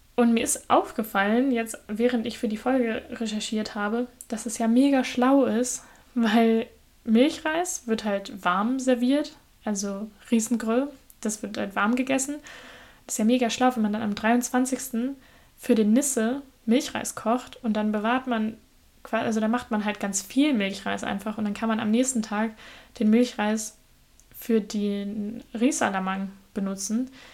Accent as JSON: {"language": "German", "country": "Germany", "said": "bei uns in Deutschland"}